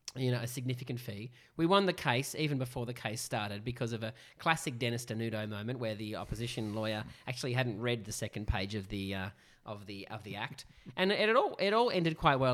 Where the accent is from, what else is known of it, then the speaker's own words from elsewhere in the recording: Sydney, New South Wales, Australia; we are from Northern Sydney